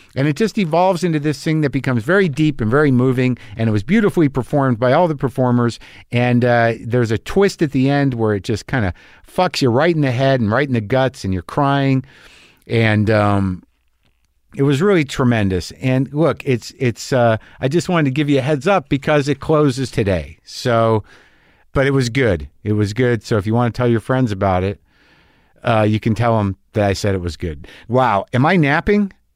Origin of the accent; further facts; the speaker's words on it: New Mexico, United States; I grew up in New Mexico